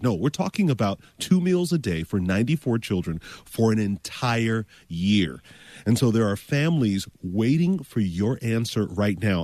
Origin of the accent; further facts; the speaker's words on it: Florida, United States; I'm from Florida.